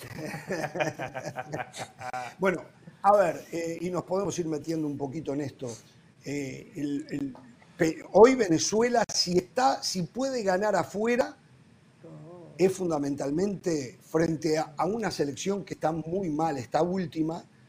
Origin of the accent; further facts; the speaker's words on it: Uruguay; moved away; soy uruguayo